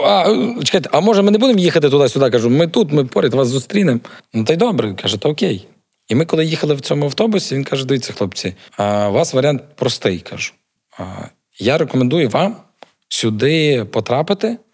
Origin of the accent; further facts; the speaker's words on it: Ivano-Frankivsk, Ivano-Frankivsk Oblast, Ukraine; now in Lviv, Ukraine; я родом з Івано-Франківська